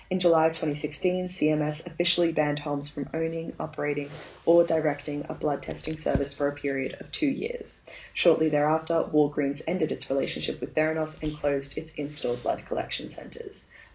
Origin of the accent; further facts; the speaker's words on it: Australia; To be honest, as an Australian